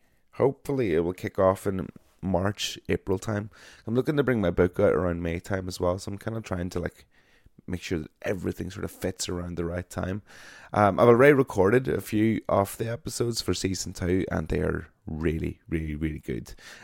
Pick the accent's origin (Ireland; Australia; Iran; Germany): Ireland; I am an Irish broadcaster